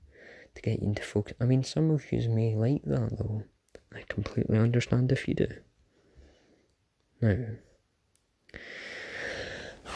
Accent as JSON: {"language": "English", "region": "Scotland", "country": "United Kingdom", "said": "I'm Scottish"}